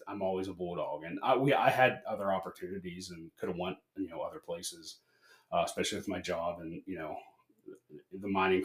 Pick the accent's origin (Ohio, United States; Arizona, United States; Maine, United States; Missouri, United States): Ohio, United States; Negley; now in East Palestine, United States; growing up in Negley, like I knew everybody